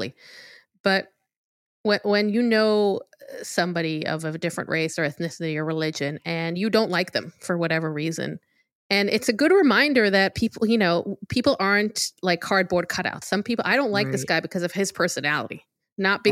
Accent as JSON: {"language": "English", "country": "Israel", "tie": "born or raised there", "said": "growing up in Israel"}